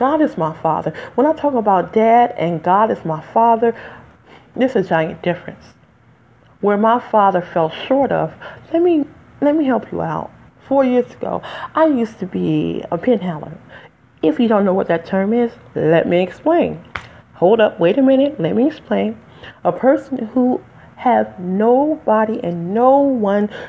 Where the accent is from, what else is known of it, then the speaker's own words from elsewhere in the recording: Detroit, Michigan, United States; accent: African American; now in New Jersey, United States; I'm from Detroit, by the way. But I live in Jersey today